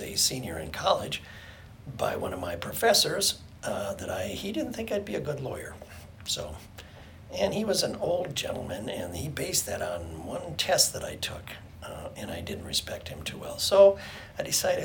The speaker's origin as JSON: {"language": "English", "town": "St. Paul", "region": "Minnesota", "country": "United States", "tie": "born or raised there", "said": "I was born in St. Paul"}